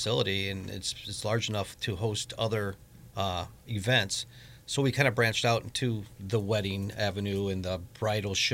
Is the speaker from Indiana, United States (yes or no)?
yes; Griffith, Indiana, United States; now in Crown Point, United States; I was born and raised in Griffith, graduated Griffith High School in 1988